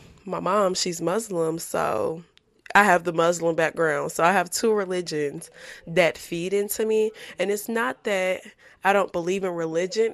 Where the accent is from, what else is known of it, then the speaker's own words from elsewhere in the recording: Baton Rouge, Louisiana, United States; moved away; I'm from Baton Rouge